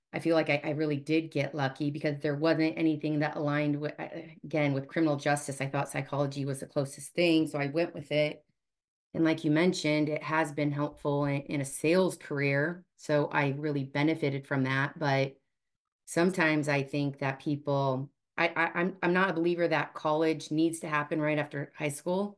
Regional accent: Omaha, Nebraska, United States; born and raised in Omaha, and I am one of nine children

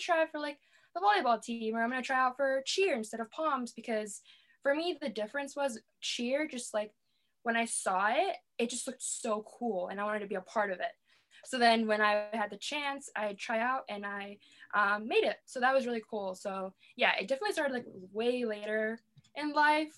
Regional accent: Wheeling, United States; I am from Wheeling. I have been in the same house. I've been in the same place my entire life

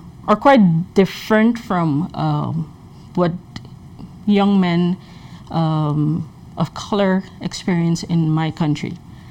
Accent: Suriname; moved away as an adult; now in Minnesota, United States; I come from Suriname, which is a country in South America.

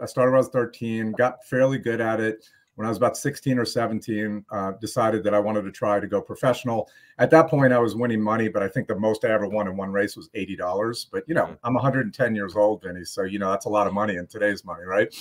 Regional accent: New York, United States; moved away; I grew up in New York

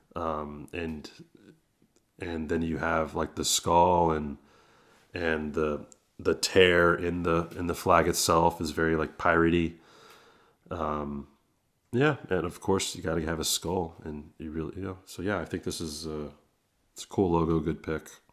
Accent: San Francisco Bay Area, California, United States; I'm from the Bay Area

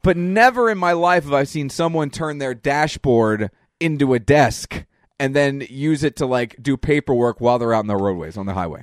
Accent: Reading, Pennsylvania, United States; we're from Reading, Pennsylvania.

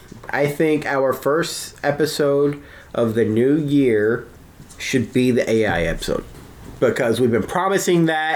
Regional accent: Dallas-Fort Worth area, Texas, United States; growing up, I'm from the Dallas-Fort Worth area in Texas

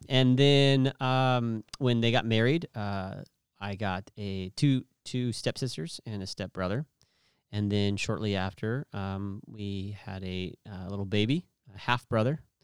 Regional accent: Merced, California, United States; also born or lived in Clovis, California / Stockton, California; Merced would, would be what I would call my hometown

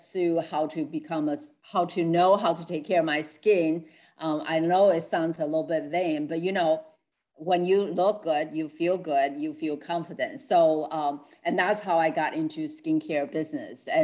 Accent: Taiwan; moved away; I'm original from Taiwan, so I'm a Chinese. So we teach Confucius teaching in all through when we grow up

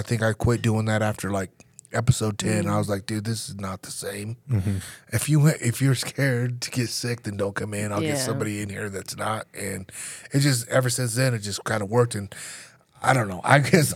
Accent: Nebraska, United States; moved away; I grew up in Nebraska.

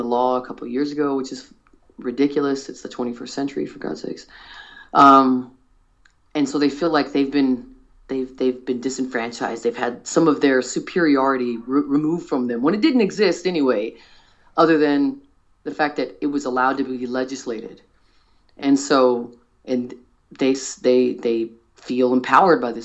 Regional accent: United States; As an American

